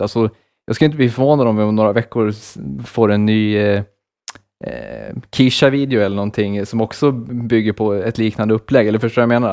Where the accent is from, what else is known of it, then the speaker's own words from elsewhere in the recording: Borlänge, Dalarna County, Sweden; den största musikfestivalen i Sverige är ju från min hemstad